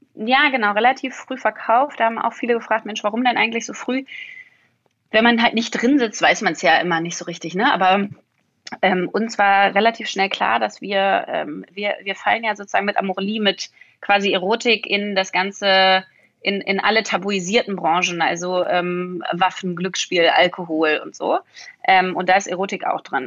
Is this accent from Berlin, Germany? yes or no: yes; Berlin, Germany; ich will wieder zurück nach Berlin. Ich bin Berlinerin